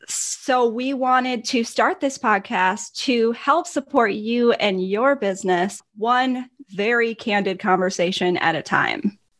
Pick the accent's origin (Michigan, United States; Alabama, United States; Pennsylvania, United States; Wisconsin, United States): Wisconsin, United States; Milwaukee; accent: northern; also born or lived in Minnesota; I am from Milwaukee, Wisconsin, and So I have, although I hate to admit it, I do have a little bit of a northern accent.